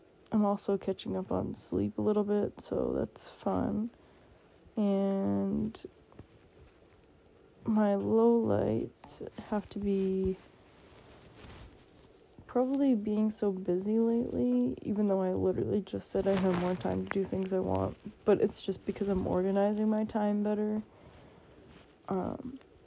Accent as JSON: {"language": "English", "region": "Massachusetts", "country": "United States", "said": "I'm from Massachusetts in the United States"}